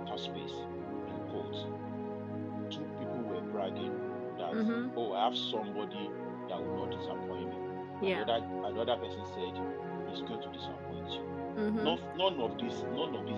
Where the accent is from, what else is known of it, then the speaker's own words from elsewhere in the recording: Nigeria; moved away as an adult; now in Texas, United States; I'm from Nigeria.